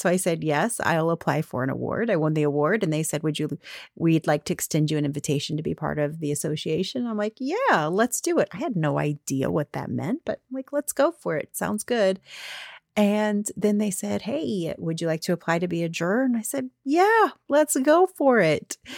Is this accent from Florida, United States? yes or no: yes; Florida, United States; moved away; I grew up in Florida.